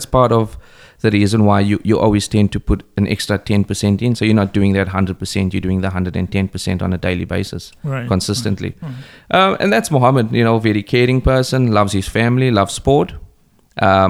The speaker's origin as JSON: {"language": "English", "town": "East London", "region": "Eastern Cape", "country": "South Africa", "tie": "born or raised there", "moved": "yes", "said": "I grew up in a place called Braylon in East London in South Africa."}